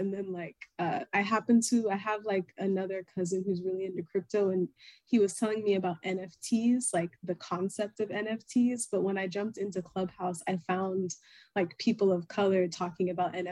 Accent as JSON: {"language": "English", "region": "Florida", "country": "United States", "tie": "born or raised there", "also_born_or_lived": "Nigeria (ancestry)", "moved": "yes", "lives_now": "Houston, United States", "said": "my family's origin is Nigeria. I was born and raised in Florida, and I currently reside in Houston, Texas"}